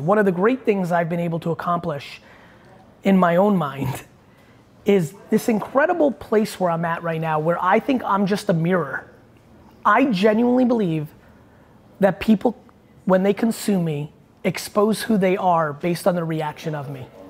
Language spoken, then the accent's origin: English; Belarus; I was born in Belarus